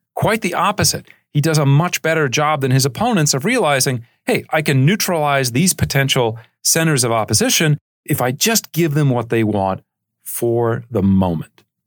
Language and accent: English; United States; as an American